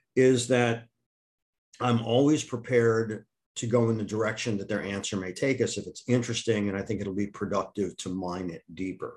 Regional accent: Akron, Ohio, United States; moved away; also born or lived in Wisconsin; I'm originally from Akron, Ohio rubber capital of the United States.

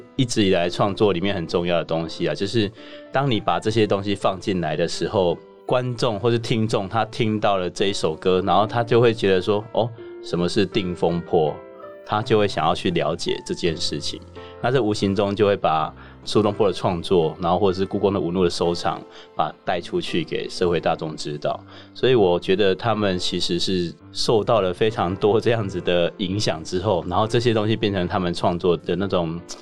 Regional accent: southern Taiwan, Taiwan; 我是南部人

